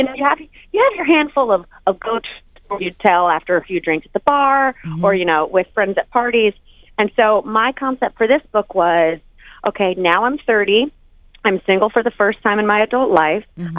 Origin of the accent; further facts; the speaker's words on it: North Carolina, United States; moved away; also born or lived in New York; I'm from North Carolina